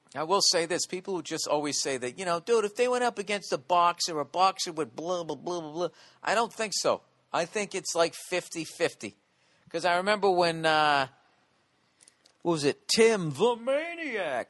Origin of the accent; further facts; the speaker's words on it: United States; as an American in my country